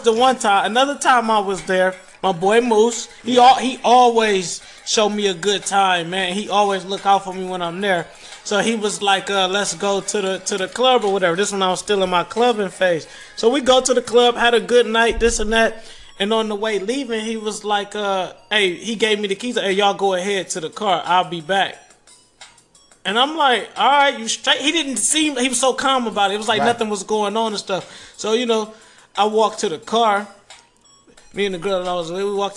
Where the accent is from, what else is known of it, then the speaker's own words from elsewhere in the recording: Detroit, Michigan, United States; I'm from Detroit